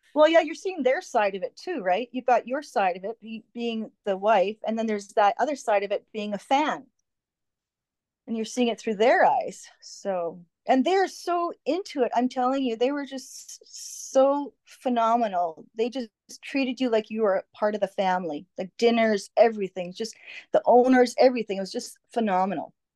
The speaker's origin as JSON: {"language": "English", "town": "Winnipeg", "region": "Manitoba", "country": "Canada", "said": "I'm from Winnipeg"}